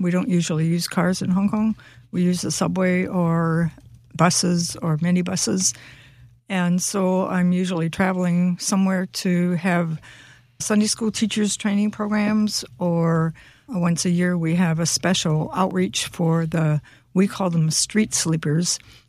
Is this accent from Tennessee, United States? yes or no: no; Florida, United States; I'm from Florida, and so the climate is quite wet and quite hot.